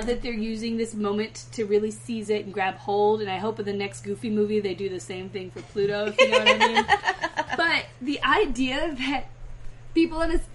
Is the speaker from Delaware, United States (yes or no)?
no; Virginia, United States; now in Los Angeles, United States; I'm from Virginia